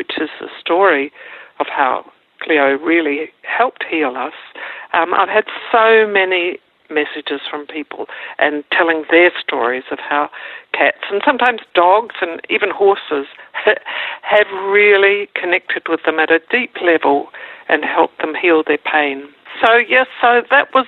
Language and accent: English; New Zealand; now in Melbourne, Australia; I'm a New Zealander by birth, and we live in Melbourne, Australia